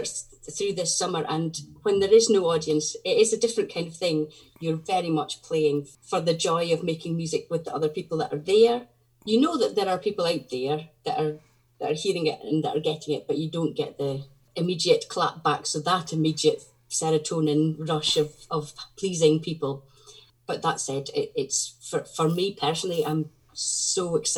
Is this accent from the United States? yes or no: no; Fair Isle, Shetland, Scotland, United Kingdom; I come from Fair Isle, one of the small Shetland Islands.